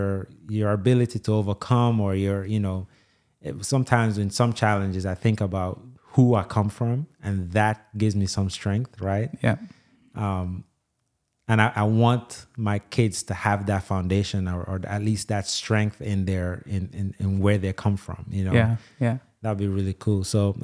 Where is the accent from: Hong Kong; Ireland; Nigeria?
Nigeria; like so much of I'm Nigerian, I'm an Igbo, that's my tribe.